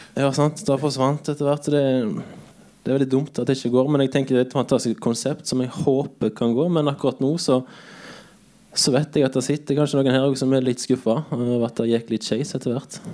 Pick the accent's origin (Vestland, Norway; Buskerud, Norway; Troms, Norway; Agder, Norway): Vestland, Norway; Bømlo; moved away as an adult; now in Kristiansand, Norway; er fra Bømlo